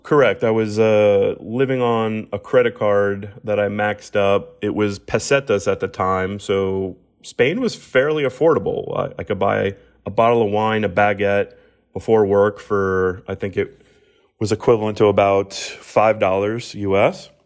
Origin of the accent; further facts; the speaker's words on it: Miami, Florida, United States; watching Miami grow has been, you know, one of the, the proud sort of hometown feels for me